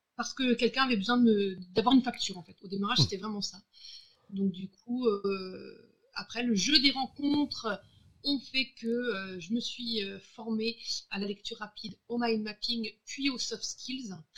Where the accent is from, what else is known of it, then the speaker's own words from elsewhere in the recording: Brittany, France; J'habite à Brest. Je suis une Bretonne